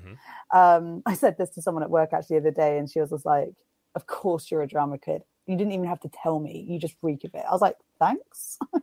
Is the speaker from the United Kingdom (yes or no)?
yes; England, United Kingdom; Being that I am from England and whatnot.